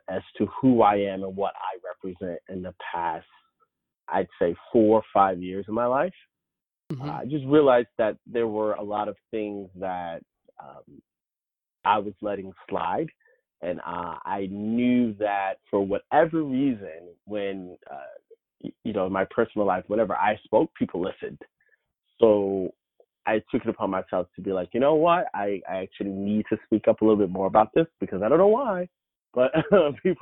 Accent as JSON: {"language": "English", "region": "the South", "country": "United States", "tie": "born or raised there", "said": "I'm from the South, and my family's very religious. I came out when I was 14, so 20 years ago now, in the South"}